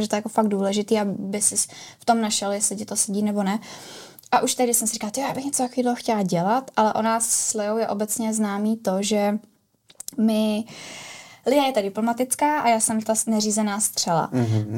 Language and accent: Czech; Prague, Czechia; Já jsem pražská